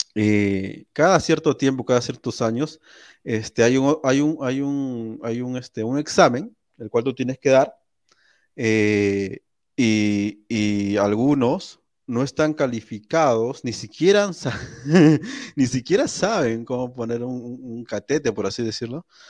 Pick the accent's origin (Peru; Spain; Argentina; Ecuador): Peru; somos peruanos